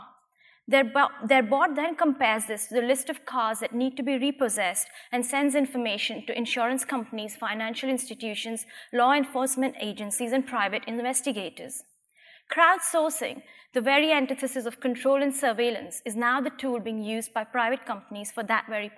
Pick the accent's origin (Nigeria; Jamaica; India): India; Gujarat; my hometown in India